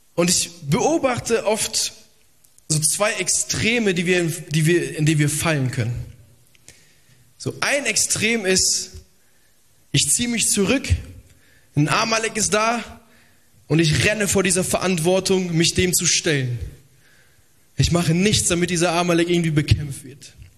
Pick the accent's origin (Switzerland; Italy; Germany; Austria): Italy; Ich bin auch äh, Italiener